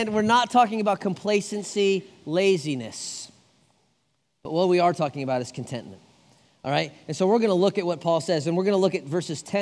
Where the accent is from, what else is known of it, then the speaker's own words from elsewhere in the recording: United States; I'm an American